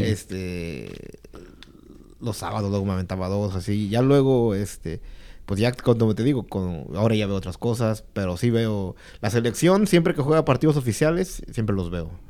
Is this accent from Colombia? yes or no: no; Guerrero, Mexico; now in United States